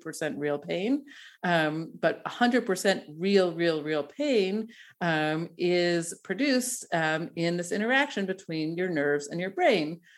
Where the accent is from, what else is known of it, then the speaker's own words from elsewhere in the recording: Denver, Colorado, United States; moved away as an adult; now in Tel Aviv, Israel; I'm Denver, uh, born, bred, and definitely a, a, a Broncos fan.